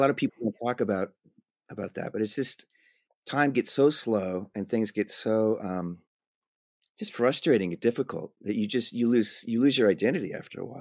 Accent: Whittier, California, United States; moved away as an adult; also born or lived in New York; I grew up in Whittier, California

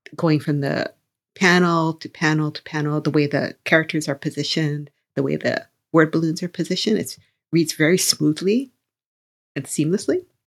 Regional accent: Hawaii, United States; I come from Hawaii

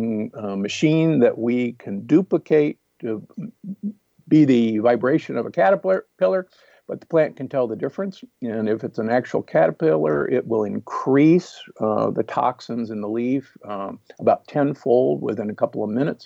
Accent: Midwest, United States; growing up in the Midwest

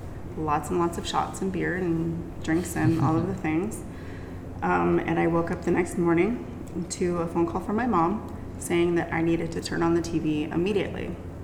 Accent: United States; they basically told me I was crazy for being out by myself, especially being an American and a woman.

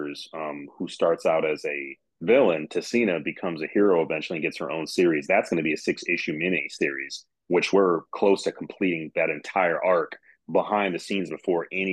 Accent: Midwest, Michigan, United States; I'm from the Midwest

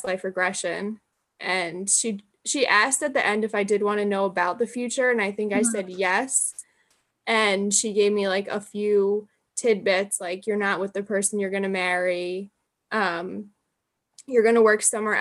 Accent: Jersey Shore, New Jersey, United States; moved away as an adult; also born or lived in New York; I am from the Jersey Shore originally

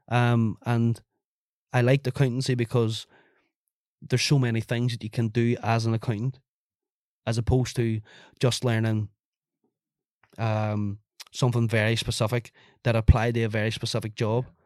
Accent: Ireland; as an Irish person

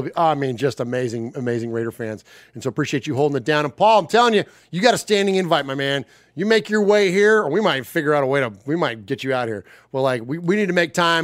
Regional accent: Bay Area, California, United States; now in Nashville area, Tennessee, United States; we're Italians, but we're from the West Coast, from freaking like you know the Bay Area

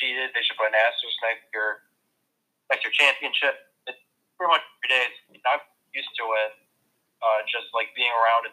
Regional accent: Chicago, Illinois, United States; I'm from the Chicago area

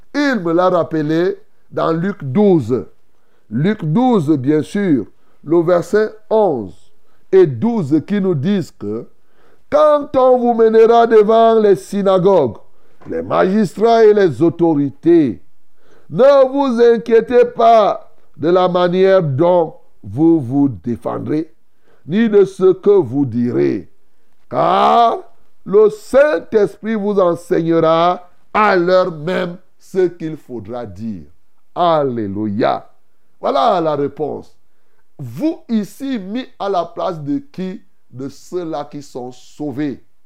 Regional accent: Cameroon; chez nous ici

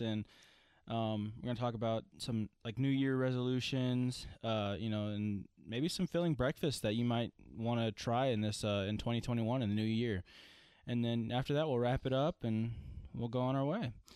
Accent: Franklin, Tennessee, United States; I was born in Franklin, Tennessee. I've only lived in Tennessee

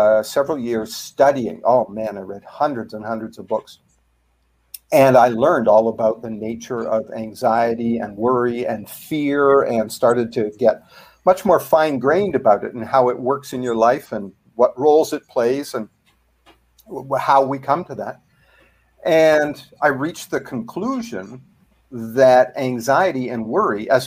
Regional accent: Canada; accent: Canadian; now in United States; I'm a Canadian originally. You'll probably pick that up in my accent.

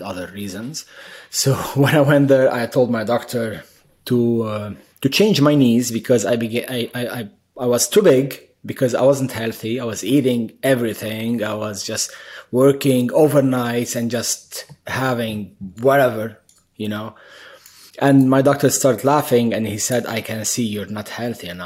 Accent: Beirut, Beirut Governorate, Lebanon; moved away as an adult; also born or lived in Middle East; now in United States; I was born in Beirut, Lebanon, during the war. So this sums up the first 12 or 13 years of my life, which was in shelters and running for my life

